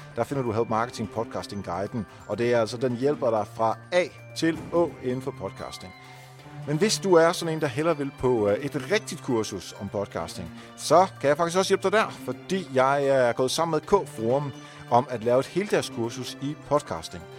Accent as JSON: {"language": "Danish", "country": "Netherlands", "moved": "yes", "lives_now": "Denmark", "said": "jeg er hollænder"}